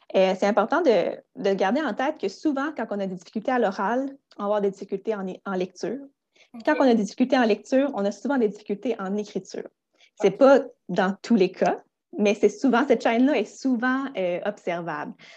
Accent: Gaspé, Quebec, Canada; also born or lived in Rimouski; je suis originaire de Gaspé

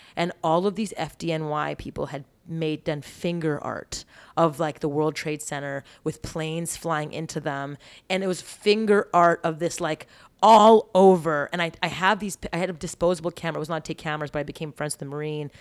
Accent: Montreal, Quebec, Canada; moved away as an adult; I grew up eating clean in Montreal

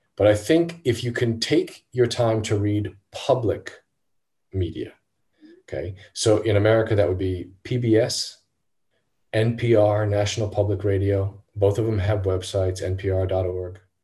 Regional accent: United States; as an American

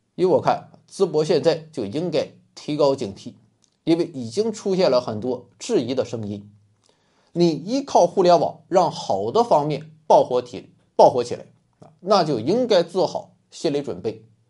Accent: Rizhao, Shandong, China; 我也是一个山东人，那是正宗的山东日照人

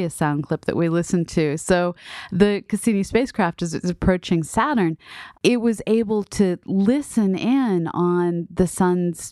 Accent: Boston, Massachusetts, United States; now in Southern Illinois, United States; here in Southern Illinois, and then back growing up in Boston

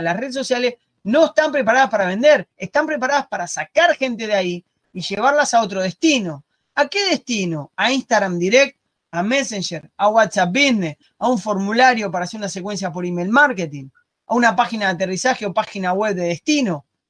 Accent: Argentina; moved away as an adult; also born or lived in Spain / Barcelona; now in Uruguay; soy argentino, vivo en Uruguay

